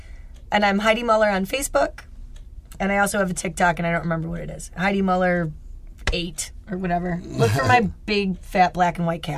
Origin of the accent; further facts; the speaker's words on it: Rochester, New York, United States; also born or lived in California; We're from Rochester.